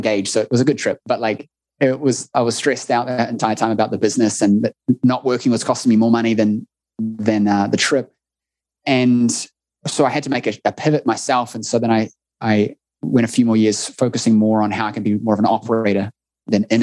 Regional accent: New Zealand; accent: New Zealand; It must be our accents

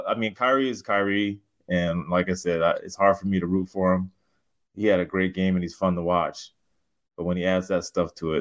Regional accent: West Coast, United States; I'm on the West Coast.

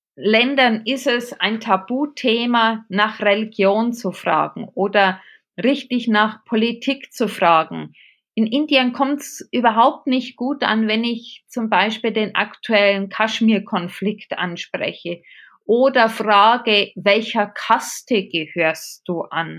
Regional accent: Regensburg, Bavaria, Germany; accent: Bavarian; moved away as an adult; now in Munich, Germany; Ich habe einen sehr bayerischen Tonfall drauf. Ich komme aus Regensburg, lebe jetzt seit 25 Jahren in München.

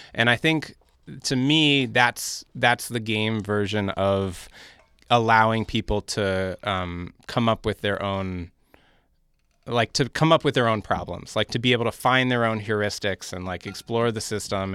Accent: New York City, New York, United States; I grew up in Park Slope in Brooklyn

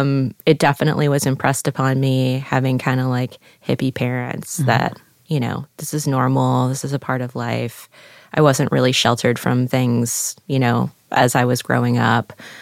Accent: Louisiana, United States; I was raised in Louisiana.

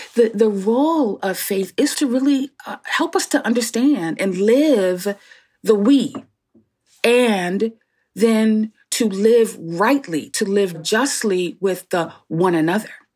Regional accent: Newark, New Jersey, United States; born and raised in Newark, New Jersey

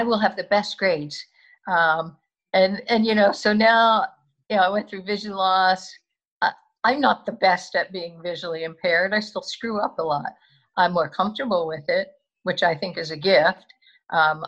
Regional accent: Philadelphia, Pennsylvania, United States; I'm from the Northeast. I went to Archbishop Ryan. I went to college locally

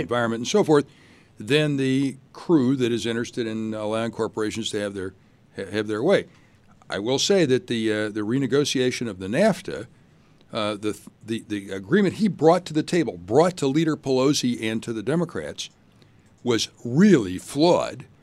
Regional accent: Shreveport, Louisiana, United States; moved away as an adult; also born or lived in Durham, North Carolina; now in Chicago, United States; I grew up in Shreveport, Louisiana

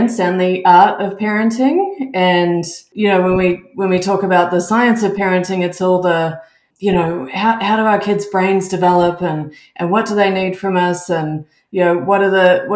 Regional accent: Melbourne, Victoria, Australia; moved away as an adult; also born or lived in Auckland, New Zealand / United Kingdom; now in Canada; I'm originally from Australia. I grew up in Melbourne

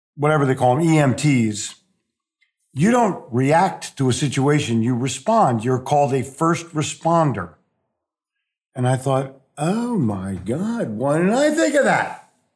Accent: Philadelphia, Pennsylvania, United States; born or raised there; moved away as an adult; also born or lived in New Jersey / New York City; now in Charlotte, United States

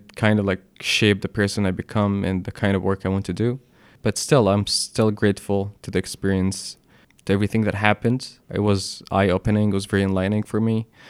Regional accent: Alexandria, Alexandria Governorate, Egypt; moved away as an adult; also born or lived in Kuwait / Gulf countries / Philadelphia; now in New York, United States; I grew up in Alexandria.

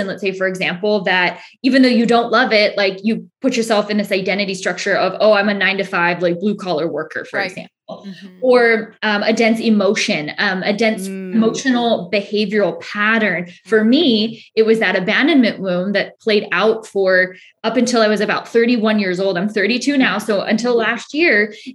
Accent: Northern California, United States; moved away as an adult; now in Southern California, United States; I was originally from Northern California, moved to Southern California

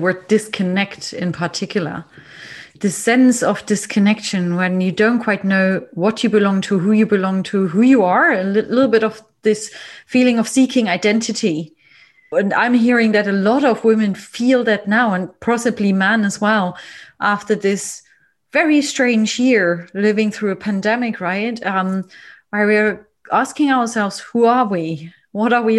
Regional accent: East Germany, Germany; I grew up in East Germany, but I was a young girl when the wall came down.

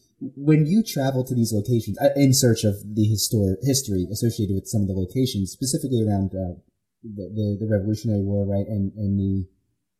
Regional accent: Philadelphia, Pennsylvania, United States; Now I'm just wondering what I don't know about my hometown. Philadelphia is another story.

